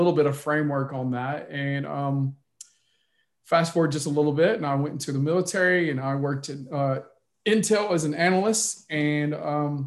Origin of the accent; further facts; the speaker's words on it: outside of Little Rock, Arkansas, United States; now in Texas, United States; I grew up in Arkansas. I did grow up in an impoverished area. I lived on the other side of the tracks. And so on and so forth, growing up right outside of Little Rock, Arkansas